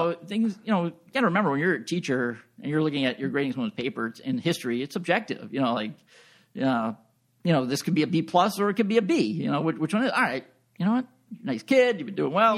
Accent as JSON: {"language": "English", "area": "Long Island", "region": "New York", "country": "United States", "also_born_or_lived": "Buffalo, New York / Orchard Park, New York", "moved": "as an adult", "said": "I'm originally from Long Island, suburb of New York City"}